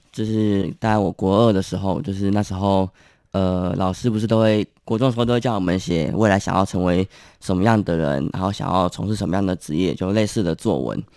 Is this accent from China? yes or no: no; Kaohsiung, Taiwan; 我是高雄人。